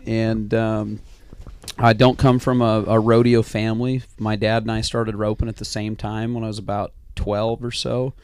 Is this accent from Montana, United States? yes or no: yes; Hamilton, Montana, United States; Grew up in the Bitterroot Valley.